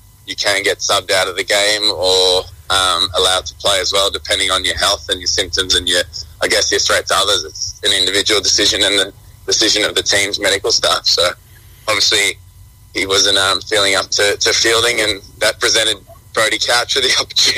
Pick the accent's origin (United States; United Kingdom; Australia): Australia; It means I have to give up my status here as an Australian. I was pretty close to doing it as a youngster and going over and giving it a crack in England